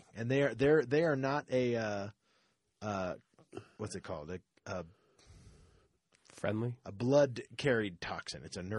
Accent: Florida, United States; I grew up in Florida

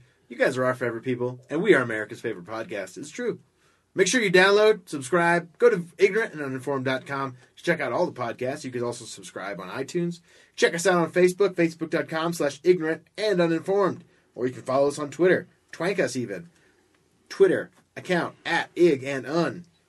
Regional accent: Orlando, Florida, United States; I grew up in Orlando

